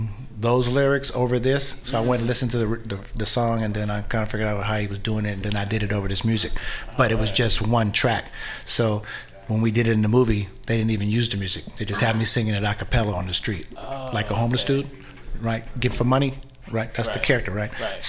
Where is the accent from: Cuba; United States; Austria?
United States; Berkeley, California; I'm from Berkeley. Mm-hmm. When I was younger, I was afraid of San Francisco because I thought I would get lost here.